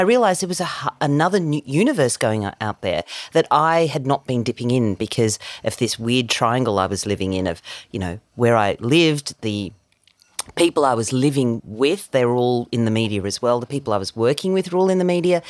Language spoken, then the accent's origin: English; South Africa; now in Australia; I was born in South Africa